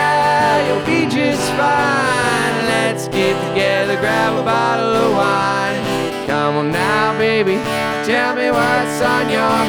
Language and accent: English; Appalachia, United States; I'm from Appalachia. That makes it Appalachian music.